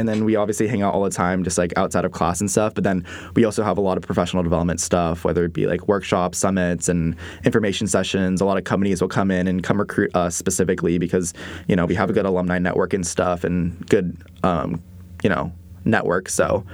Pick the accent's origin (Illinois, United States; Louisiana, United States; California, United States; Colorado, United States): California, United States; Encinitas; moved away as an adult; now in Waco, United States; I'm originally from San Diego, California, a little beach town in, um, North San Diego called Encinitas